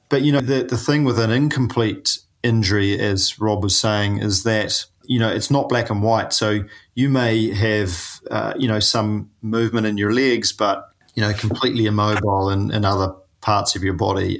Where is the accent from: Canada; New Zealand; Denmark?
New Zealand; I'm a paraplegic from New Zealand